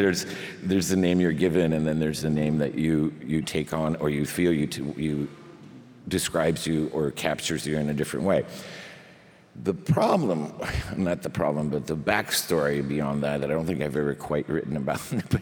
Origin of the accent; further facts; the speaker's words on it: Spain; born there; because I was born in Spain and they tack them all on.